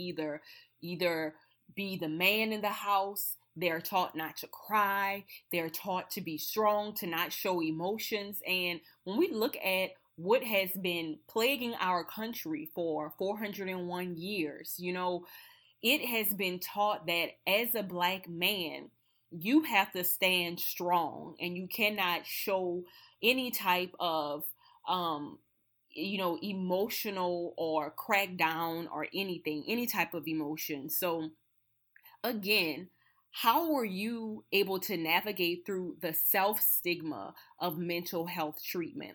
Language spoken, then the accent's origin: English; Napoleonville, Louisiana, United States; I'm originally from Napoleonville, Louisiana, Assumption Parish.